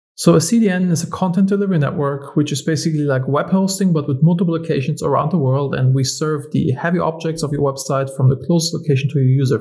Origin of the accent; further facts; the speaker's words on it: Germany; moved away; I'm originally from Germany